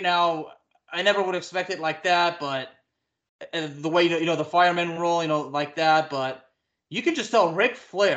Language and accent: English; Texas, United States; I'm from Texas